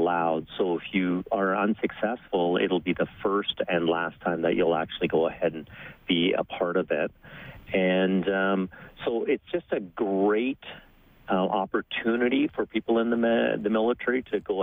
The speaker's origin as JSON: {"language": "English", "region": "British Columbia", "country": "Canada", "tie": "born or raised there", "second_language": "English", "said": "I actually came to Canada as a little immigrant kid, so English is my second language. My family came over when we were when I was only 5 years old. I grew up in British Columbia"}